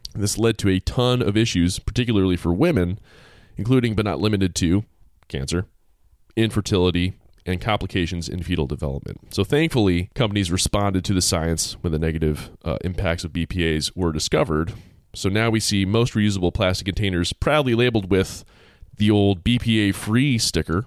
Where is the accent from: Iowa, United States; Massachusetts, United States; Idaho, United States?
Massachusetts, United States; my home state of Mass, Massachusetts